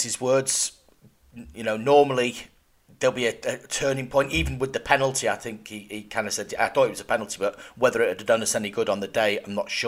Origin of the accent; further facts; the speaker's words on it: Cheltenham, South West England, United Kingdom; moved away; Cheltenham, back in God's country, my hometown.